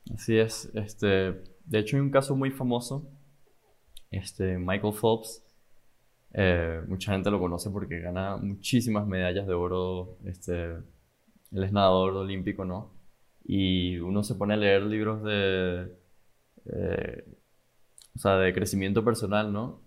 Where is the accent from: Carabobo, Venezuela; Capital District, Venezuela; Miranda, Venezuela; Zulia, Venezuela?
Capital District, Venezuela; Caracas; now in Miami, United States; vengo de Venezuela, Caracas, Venezuela y, y vivo en Miami